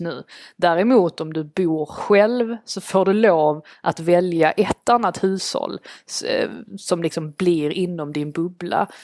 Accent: Sweden; moved away as an adult; now in London, United Kingdom; min eh, familj hem, som är kvar hemma i Sverige och mina svenska vänner

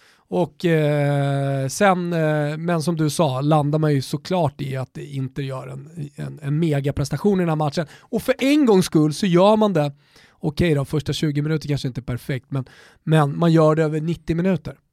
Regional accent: Sweden; vi är svenskar

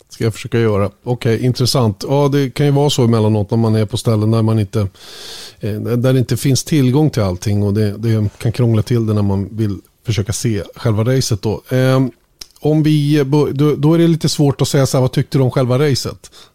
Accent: Sweden; som svensk

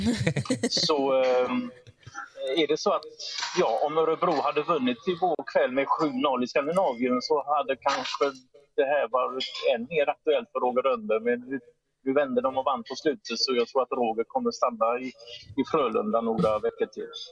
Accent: Poland; first language Polish; Swedish is a second language; now in Sweden; jag är från Polen och det är mitt modersmål, jag kan polska

